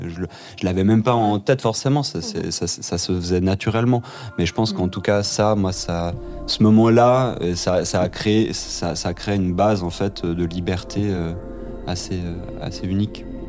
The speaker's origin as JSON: {"language": "French", "region": "Geneva", "country": "Switzerland", "tie": "born or raised there", "said": "j'ai grandi ici à Genève"}